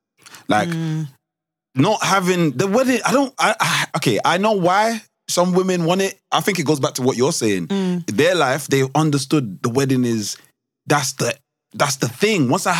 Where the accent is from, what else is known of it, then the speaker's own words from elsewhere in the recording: Nigeria; Because I'm Nigerian, my head is always, I just know.